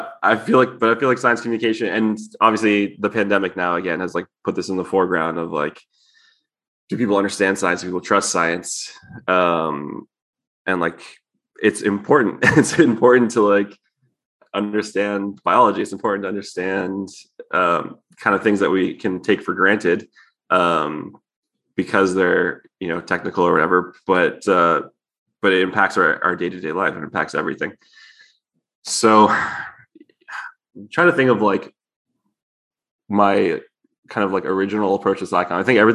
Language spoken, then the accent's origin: English; Hamilton, Ontario, Canada; moved away as an adult; now in United States; I'm actually Canadian also. Oh, okay. I'm from Hamilton.